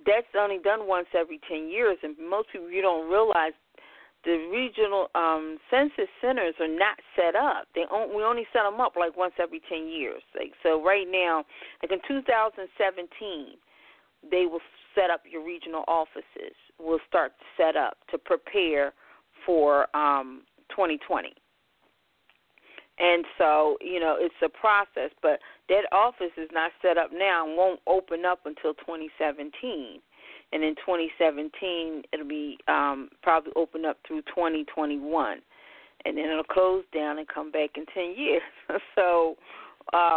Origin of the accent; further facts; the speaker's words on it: Philadelphia, Pennsylvania, United States; I hail from Philadelphia, born and raised. Been here all my life, even though most people never believe I'm from Philadelphia